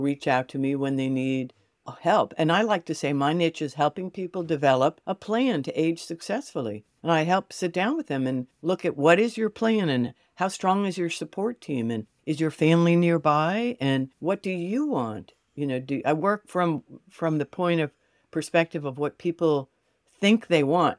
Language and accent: English; New York City, New York, United States; also born or lived in Connecticut / Fort Lauderdale, Florida; now in Gainesville, United States; I grew up in New York City with an identical twin sister.